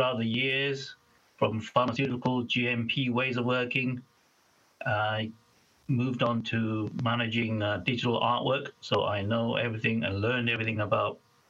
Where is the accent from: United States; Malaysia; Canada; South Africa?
Malaysia; moved away as an adult; now in United Kingdom; I was born in a little state, well, quite a big state, actually, in Malaysia, on the world's third largest island called Borneo